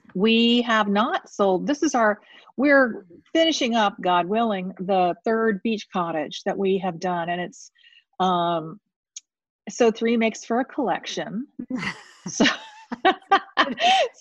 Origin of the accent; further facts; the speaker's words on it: St. Petersburg, Florida, United States; I grew up in St. Pete, Florida